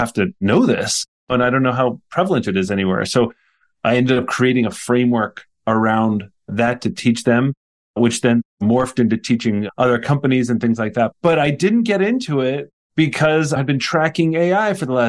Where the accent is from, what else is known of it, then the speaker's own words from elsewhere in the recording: Poughkeepsie, New York, United States; also born or lived in Jersey City, New Jersey / Prague / Brussels; I grew up in Poughkeepsie, New York, which is where Vassar College is in the United States in New